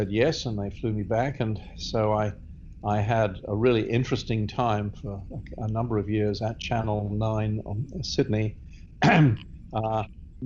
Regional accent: England, United Kingdom; moved away as an adult; also born or lived in Australia; I grew up in England

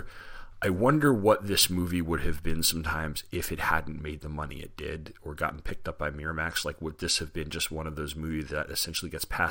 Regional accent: Long Island, New York, United States; also born or lived in New Jersey; I'm from Long Island and New Jersey

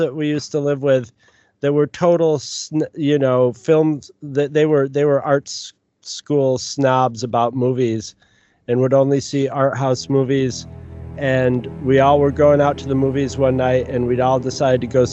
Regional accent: United States; being an American

